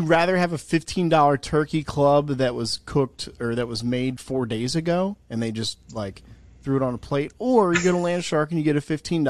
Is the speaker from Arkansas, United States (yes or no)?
no; New Jersey, United States; moved away; also born or lived in South Carolina; I'm from New Jersey originally.